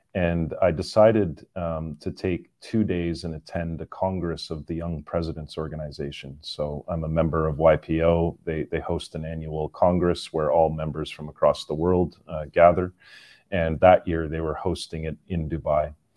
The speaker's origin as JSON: {"language": "English", "country": "Canada", "tie": "born or raised there", "moved": "yes", "said": "I am Canadian, uh, born and raised in, in Canada, but, uh, have lived all over the world"}